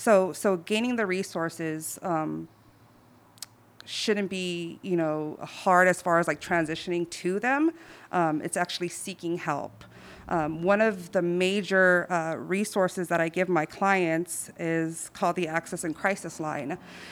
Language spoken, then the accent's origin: English; Southeast, United States; Like, I can relate. I'm from the Southeast, you know, like, like, what's going on?